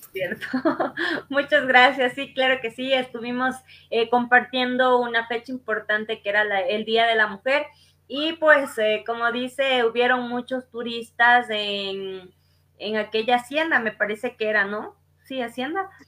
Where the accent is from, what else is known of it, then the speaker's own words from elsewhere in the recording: Salcedo, Cotopaxi, Ecuador; mi cantón Salcedo